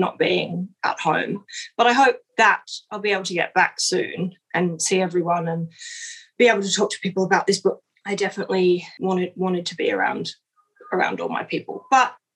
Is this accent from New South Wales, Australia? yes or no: yes; Sydney, New South Wales, Australia; moved away; I grew up in Sydney and most of my best friends are there